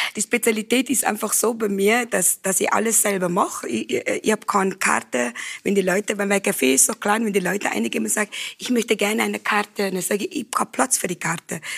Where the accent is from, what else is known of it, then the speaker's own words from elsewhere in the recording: Cape Town, Western Cape, South Africa; German is a second language; moved away as an adult; also born or lived in Johannesburg; now in Hall in Tirol, Austria; in Südafrika, wo ich aufgewachsen bin, wir haben äh, äh, Afrikaans und Englisch.